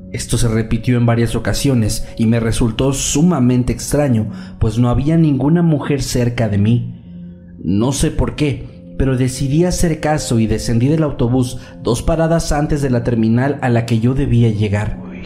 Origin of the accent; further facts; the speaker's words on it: Guayaquil, Guayas, Ecuador; En la ciudad de Guayaquil, de donde soy originario, existe un sistema de transporte de autobuses llamado Metrovía